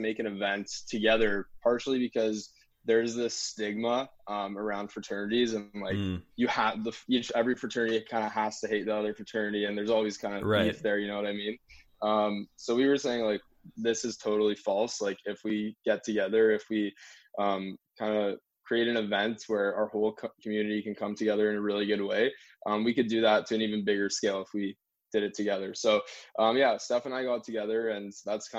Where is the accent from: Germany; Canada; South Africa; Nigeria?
Canada; North Vancouver, British Columbia; I'm from here originally. I'm from North